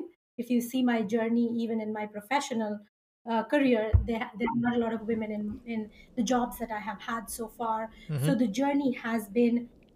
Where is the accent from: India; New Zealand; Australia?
India; I was born and brought up in India